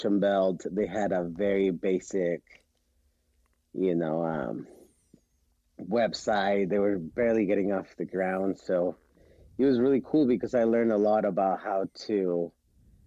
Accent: Mexico City, Mexico; moved away as an adult; also born or lived in Querétaro, Mexico / Utah, United States; now in United States; I am originally from Mexico City. And my family, we live in a city 2 hours north of Mexico City called Querétaro. And that's where we've been for the last 20 years.

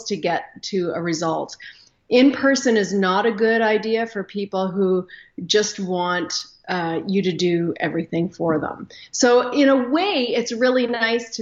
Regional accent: Canada; I am Canadian, live up here just north of Minnesota.

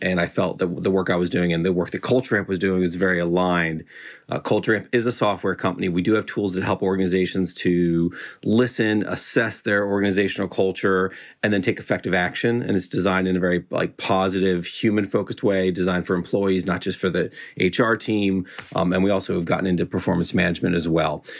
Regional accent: Florida, United States; moved away as an adult; also born or lived in California; I grew up in Florida

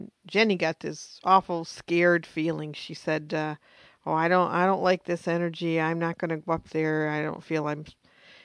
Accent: United States; me being American

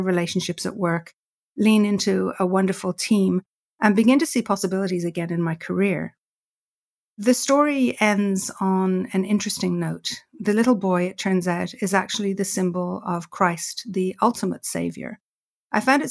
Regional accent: Ireland; I grew up with in Ireland

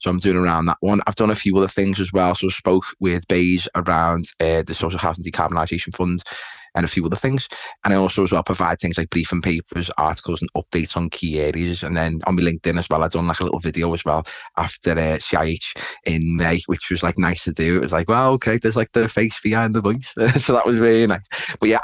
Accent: Liverpool, North West England, United Kingdom; accent: Scouse; as you can tell by my accent, Chris, I am, you know, Merseyside, I'm a Scouser, so Liverpool

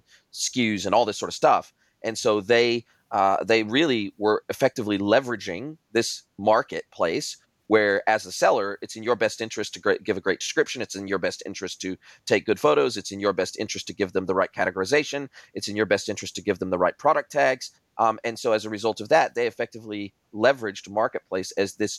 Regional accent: Southern California, United States; moved away as an adult; now in New Zealand; I grew up in Southern California, close to Mexico

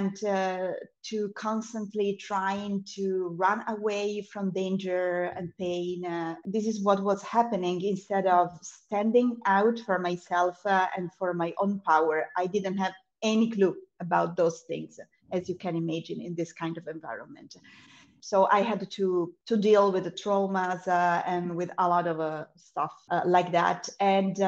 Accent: Italy; now in Cyprus; I'm from Italy originally, and I still live in Europe, but I do not live in Italy anymore. And I live in the beautiful island of Cyprus

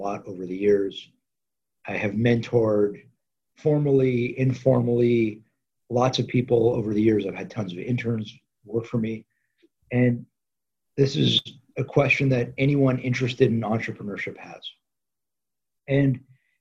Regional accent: Los Angeles, California, United States; So I grew up in LA in the San Fernando Valley

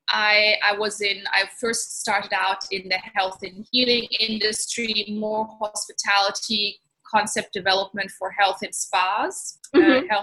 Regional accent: Italy; also born or lived in Germany / Switzerland / Cape Town, South Africa; I'm originally German. I grew up in Italy and went to Swiss boarding school, studied internationally, worked internationally, and then eventually settled in in South Africa in Cape Town for 16 years

